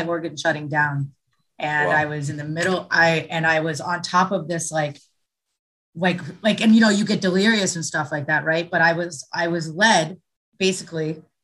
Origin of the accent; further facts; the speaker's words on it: Springfield, Virginia, United States; I was born in Springfield, Virginia